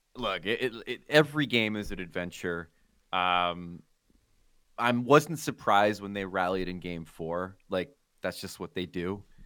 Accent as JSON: {"language": "English", "country": "United States", "said": "as an American"}